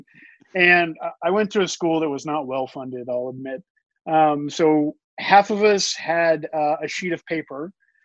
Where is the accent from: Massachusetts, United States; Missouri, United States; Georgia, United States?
Missouri, United States; Southwest; I grew up in Missouri